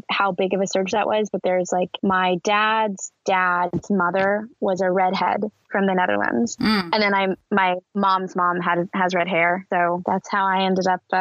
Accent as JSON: {"language": "English", "region": "New York", "country": "United States", "tie": "born or raised there", "said": "I grew up hearing it pronounced that way a lot. I grew up in New York, but yeah."}